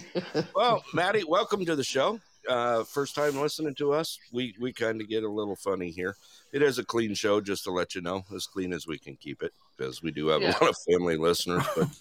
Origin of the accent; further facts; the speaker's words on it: Texas, United States; Well, I'm from Texas. Everything's bigger in Texas except your state.